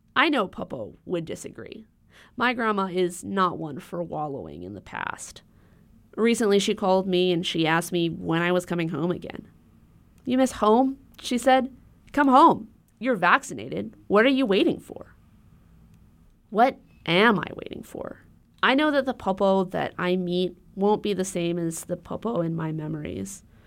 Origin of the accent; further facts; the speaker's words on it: Honolulu, Hawaii, United States; moved away; I grew up in Honolulu.